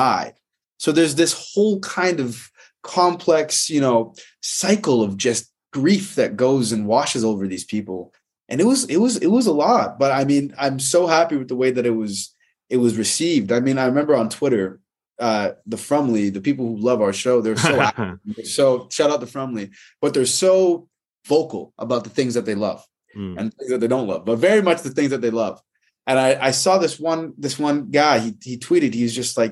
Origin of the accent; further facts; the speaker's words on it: Toronto, Ontario, Canada; moved away as an adult; also born or lived in Winnipeg / New York; now in Los Angeles, United States; I'm a Winnipeg-born, Toronto-raised, New York and LA-based actor